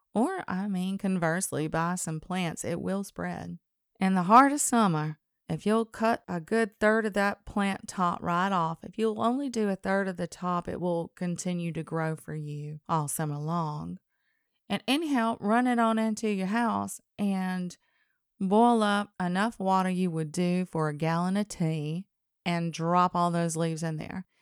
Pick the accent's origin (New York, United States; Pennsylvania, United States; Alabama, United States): Alabama, United States; accent: Southern; I was from Alabama.